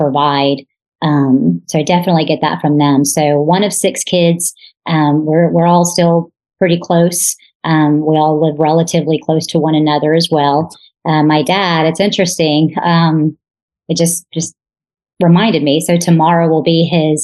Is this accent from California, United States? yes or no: no; McKinney, Texas, United States; born and raised in McKinney, Texas